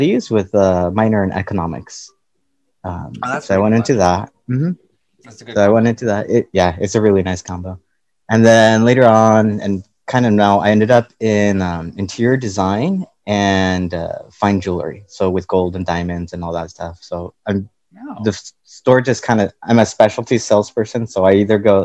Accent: Pasadena, California, United States; also born or lived in Los Angeles; I was born technically in LA, but I was raised in Pasadena

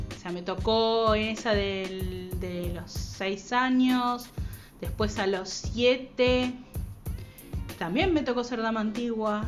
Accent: Argentina; los que somos argentinos

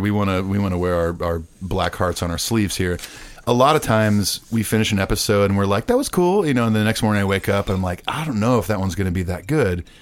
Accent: Southern California, United States; I'm from Southern California

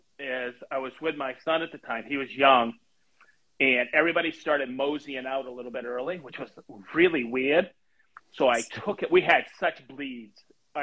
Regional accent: Maine, United States; now in Indianapolis, United States; I grew up in Maine

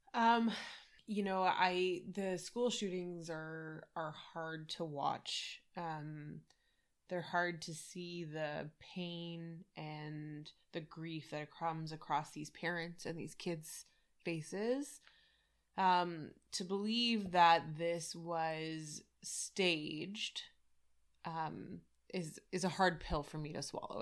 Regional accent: Canada; being Canadian

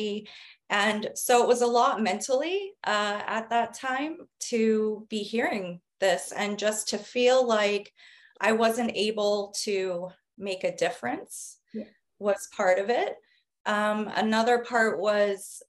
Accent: New Jersey, United States; moved away as an adult; also born or lived in Arizona / Washington, District of Columbia, United States / Italy; I am American. I was born in New Jersey, where I lived for most of my life

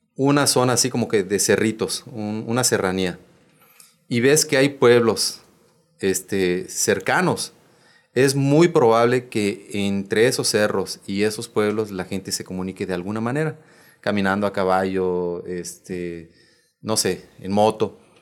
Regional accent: Bacalar, Quintana Roo, Mexico; soy de Bacalar

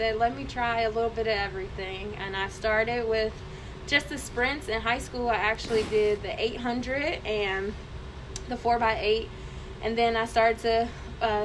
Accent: Cincinnati, Ohio, United States; moved away as an adult; also born or lived in Columbus; I'm originally from Cincinnati, so coming up to Columbus was a new experience.

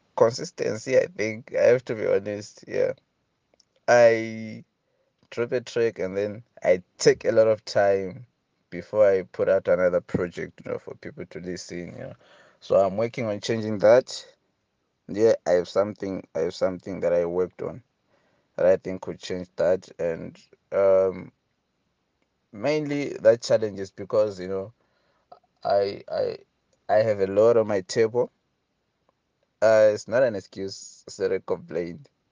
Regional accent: Hwange, Matabeleland North, Zimbabwe; English is a second language; moved away as an adult; now in Bulawayo, Zimbabwe; my hometown in Wange

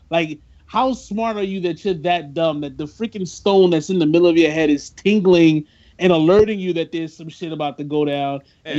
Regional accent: New York, United States; I talk like this people. And I'm from New York.

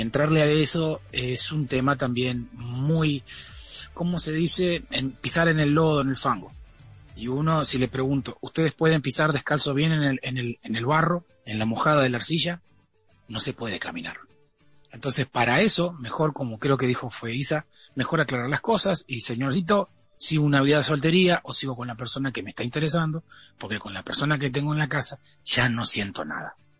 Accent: Argentina; Como somos nosotros los argentinos

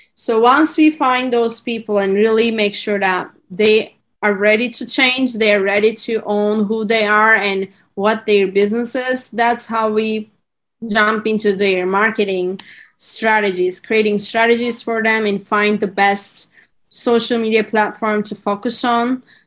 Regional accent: Turkey; English is a second language; moved away as an adult; also born or lived in California; I'm currently in Turkey and I'm from Turkey

